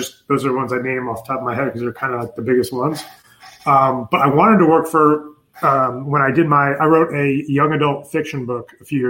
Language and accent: English; New York, United States; also born or lived in Pennsylvania; But I'm originally from New York too. Like, yes, another thing we have in common. And then when we moved from New York, we moved to Pennsylvania, a little town for like maybe a year or half a year.